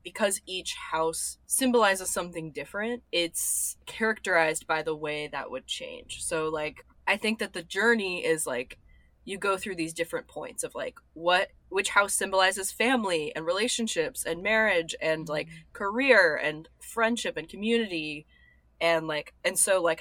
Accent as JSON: {"language": "English", "town": "Austin", "region": "Texas", "country": "United States", "also_born_or_lived": "New York", "moved": "yes", "lives_now": "Los Angeles, United States", "said": "I'm from Austin, Texas."}